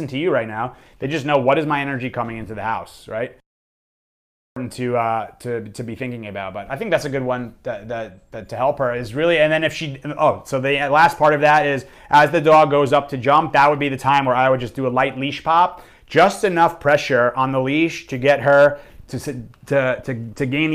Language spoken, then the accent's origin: English; New York, United States; I'm from New York